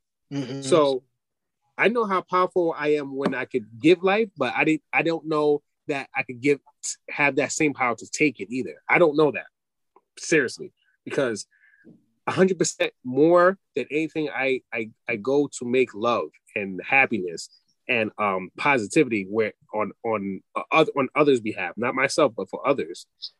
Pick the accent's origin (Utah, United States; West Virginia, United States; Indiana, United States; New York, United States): New York, United States; Poughkeepsie; my parents kind of took me out of the hood and put me upstate in Poughkeepsie, in the suburbs, for people who don't know.